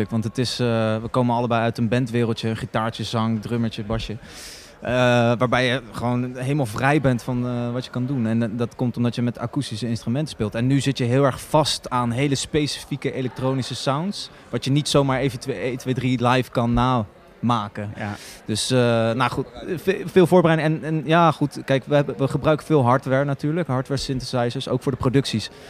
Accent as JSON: {"language": "Dutch", "town": "The Hague", "region": "South Holland", "country": "Netherlands", "said": "huiszoon, kom uit Den Haag. … ik kom ook uit Den Haag."}